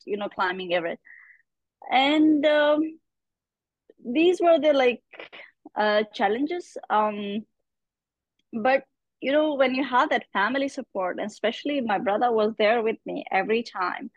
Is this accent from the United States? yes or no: no; Pakistan; being a Pakistani girl, being a Muslim woman